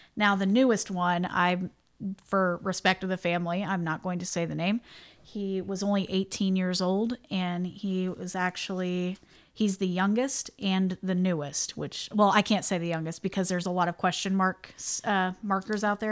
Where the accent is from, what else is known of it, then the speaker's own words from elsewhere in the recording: Indiana, United States; we're both from Indiana